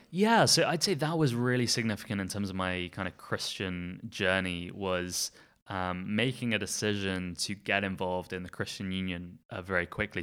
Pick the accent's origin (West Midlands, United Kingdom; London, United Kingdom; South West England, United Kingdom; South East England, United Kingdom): South East England, United Kingdom; Surrey; now in Belfast, United Kingdom; I was born in Surrey in England, uh, so southeast of England, um, to a South African father and a Northern Irish mother, and that's where I grew up